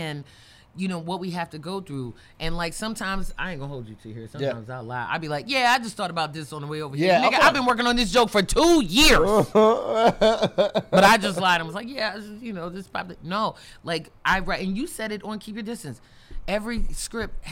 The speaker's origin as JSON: {"language": "English", "town": "Baltimore", "region": "Maryland", "country": "United States", "tie": "born or raised there", "said": "in my hometown, like, I can't really do an open mic in Baltimore"}